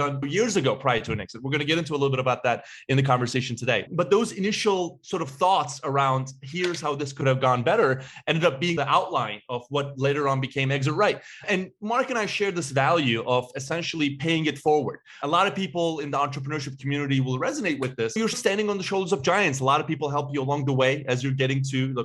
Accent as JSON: {"language": "English", "region": "Istanbul", "country": "Turkey", "tie": "born or raised there", "moved": "yes", "lives_now": "Chicago, United States", "said": "I was born and raised in Istanbul, Turkey"}